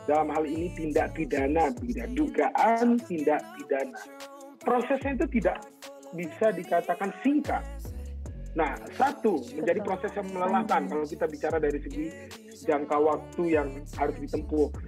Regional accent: Bengkulu, Indonesia; bahkan di kota saya kecil sampai SMA ya di Bengkulu di kabupaten saya pula tempat saya tinggal dan besar

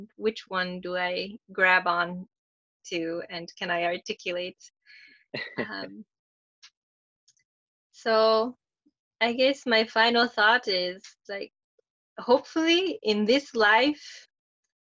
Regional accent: Minnesota, United States; now in Florida, United States; my education growing up in Minnesota

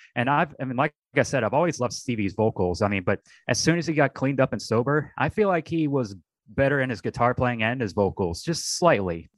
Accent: Texas, United States; Being a Texan myself

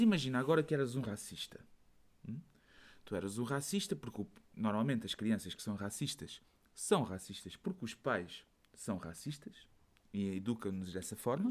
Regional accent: Portugal; moved away as an adult; now in Belgium; eu disse que era de Portugal

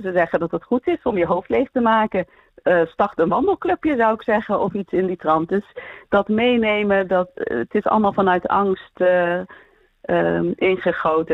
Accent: Eindhoven, North Brabant, Netherlands; now in Houten, Netherlands; ik ben geboren en getogen in Eindhoven, maar mijn ouders zijn allebei geboren in Marokko

